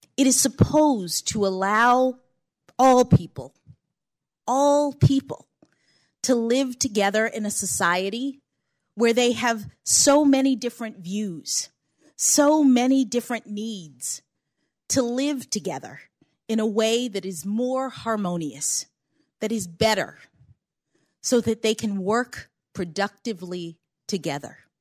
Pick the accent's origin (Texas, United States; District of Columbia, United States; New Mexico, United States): District of Columbia, United States; Washington; born or raised there